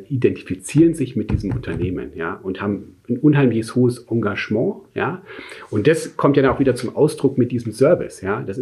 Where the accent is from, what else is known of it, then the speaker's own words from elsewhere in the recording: Munich, Bavaria, Germany; now in Stuttgart, Germany; Aber in meinem Herzen, in dem Sinn, ist wirklich München ist so meine Heimat, ja.